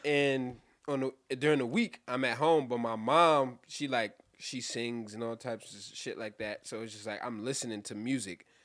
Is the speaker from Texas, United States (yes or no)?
no; New York City, New York, United States; I'm from Brooklyn